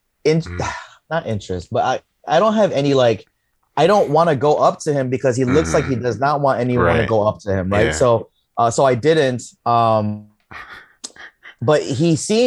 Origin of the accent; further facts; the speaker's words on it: Chicago, Illinois, United States; as Chicagoans